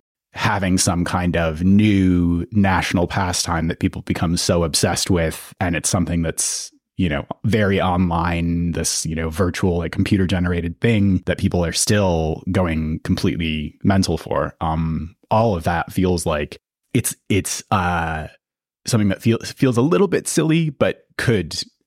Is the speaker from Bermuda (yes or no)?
no; United Kingdom; also born or lived in United States; I'm British and American